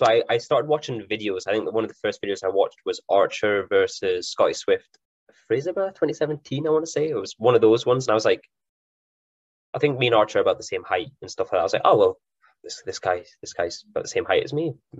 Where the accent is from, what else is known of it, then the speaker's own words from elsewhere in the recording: Elgin, Scotland, United Kingdom; also born or lived in Aberdeen; I was actually born in Elgin, so I'm originally from Elgin myself. Elgin boy. So I came back up, I was like 18 or 19.